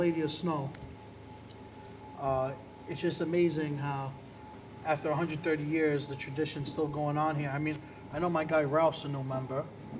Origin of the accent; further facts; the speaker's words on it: Sanza, Campania, Italy; now in United States; I'm from Sanza. And then I go, okay, no, I'm from Campania.